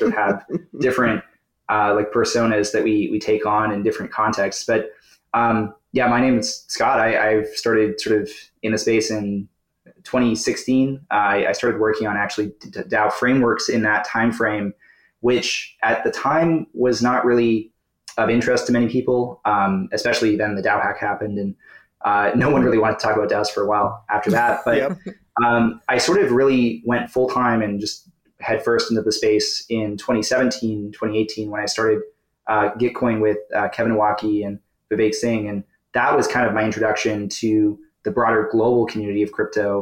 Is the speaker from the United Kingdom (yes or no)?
no; Toronto, Ontario, Canada; Toronto is sort of where I've called home actually my whole life